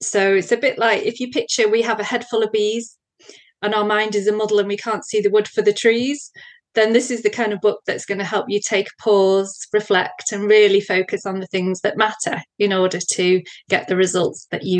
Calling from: North West England, United Kingdom; So I'm in England. So I'm close to Manchester in England.

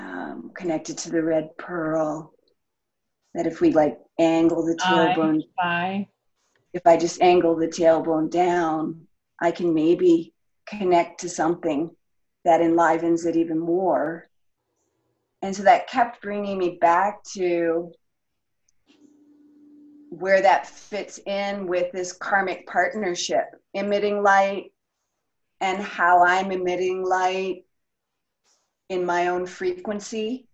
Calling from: North Carolina, United States; I'm calling from North Carolina, USA.

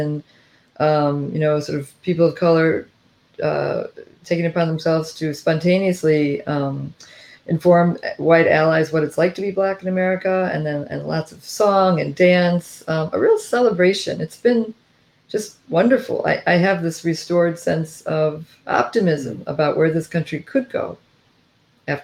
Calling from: Washington, District of Columbia, United States; I'm calling from Washington, D.C.

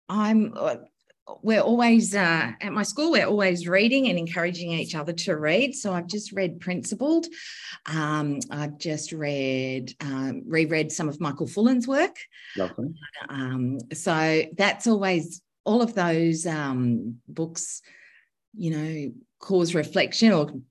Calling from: Sydney, New South Wales, Australia; I'm coming to you from um, home today in Sydney

